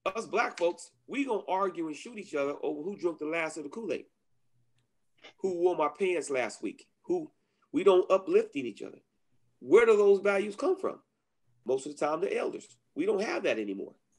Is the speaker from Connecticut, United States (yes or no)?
no; Inglewood, California, United States; growing up in Inglewood